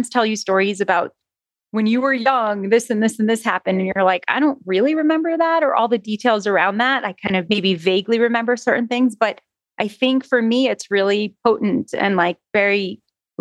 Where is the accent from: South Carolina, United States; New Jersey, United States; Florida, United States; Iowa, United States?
Florida, United States; North Miami Beach; also born or lived in Jerusalem / New York City; I grew up in North Miami Beach for the remainder of my schooling, elementary school, middle school, and high school career.